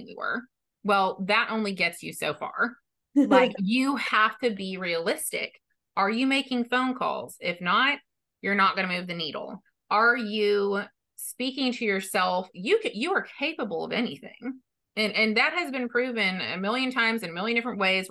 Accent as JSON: {"language": "English", "region": "Texas", "country": "United States", "said": "I'm from Texas"}